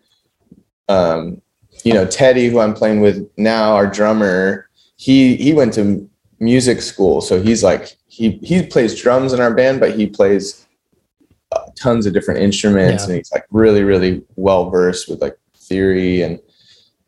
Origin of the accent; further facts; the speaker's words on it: San Luis Obispo County, California, United States; also born or lived in Bishop, California / Los Angeles, California; I was born in like Bishop near Mammoth Mountain, and then we moved to San Luis Obispo County when I was like pretty young, around three years old. So I grew up here